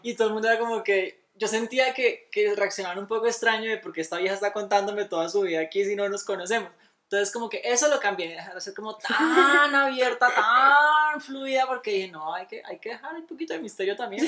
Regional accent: Colombia; now in Mexico; yo soy colombiana

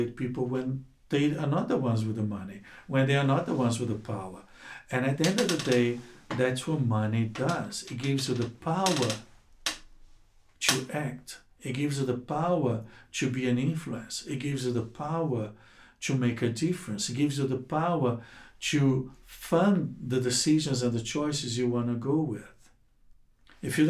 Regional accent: Rio de Janeiro, Brazil; moved away as an adult; also born or lived in Cape Town, South Africa; now in South Africa; I'm from Rio de Janeiro, Brazil

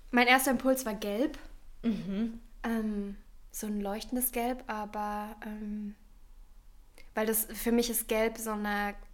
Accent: Eggenfelden, Bavaria, Germany; moved away; Eckenfelden. Eggenfelden, Bayern, Niederbayern. Um Niederbayern.

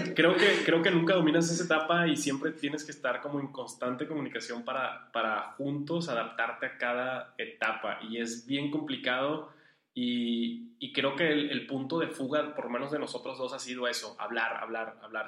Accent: Venezuela; also born or lived in Uruguay / La Paz, Baja California, Mexico; now in Monterrey, Mexico; yo soy venezolano, casi toda mi familia es de allá

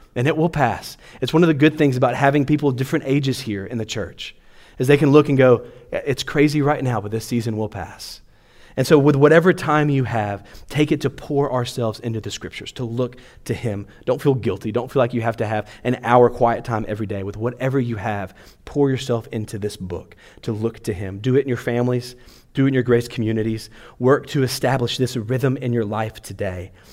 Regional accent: Louisiana, United States; now in Clermont, United States; I grew up in Louisiana

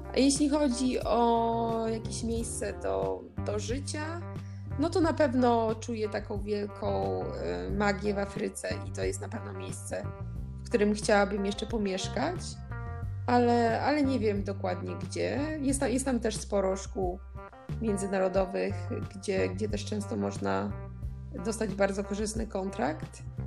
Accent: Poland; moved away; pochodzimy z takiego kraju jak Polska

